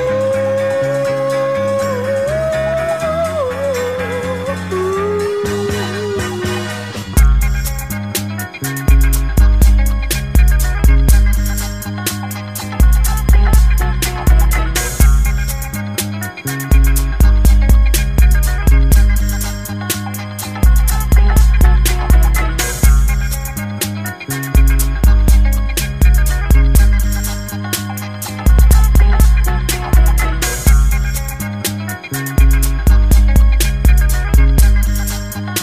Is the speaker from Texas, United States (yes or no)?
yes; Dallas, Texas, United States; I grew up in South Dallas.